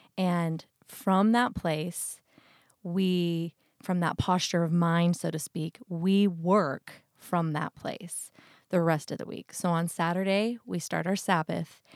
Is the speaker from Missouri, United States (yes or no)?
no; Idaho, United States; growing up in Idaho